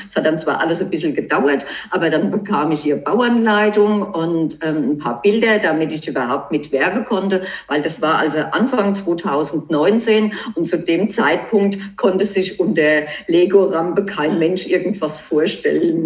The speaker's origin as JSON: {"language": "German", "country": "Germany", "said": "bei uns in Deutschland"}